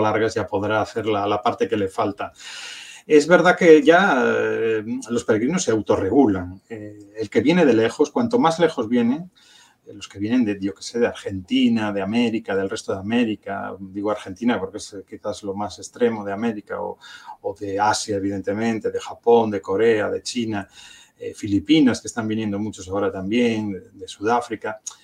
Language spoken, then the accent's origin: Spanish; A Coruña, Galicia, Spain; yo soy coruñés